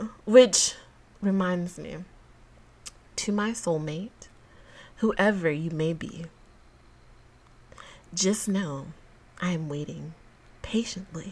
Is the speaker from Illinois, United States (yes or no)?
no; Georgia, United States; now in Texas, United States; I'm a Georgia girl